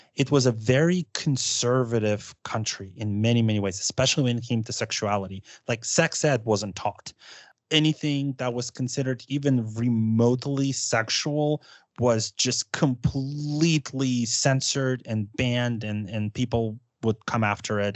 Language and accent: English; United States; I say that as an American